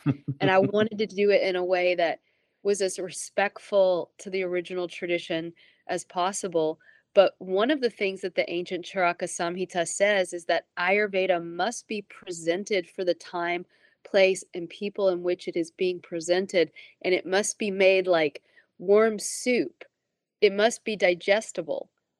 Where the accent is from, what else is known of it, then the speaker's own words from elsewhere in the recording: Tennessee, United States; I realized that I'm from Tennessee, right?